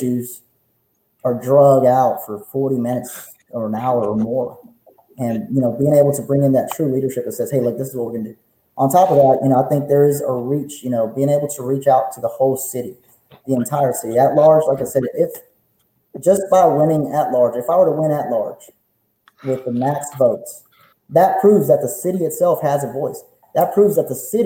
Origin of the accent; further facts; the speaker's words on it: Beaumont, Texas, United States; I was raised in Old Town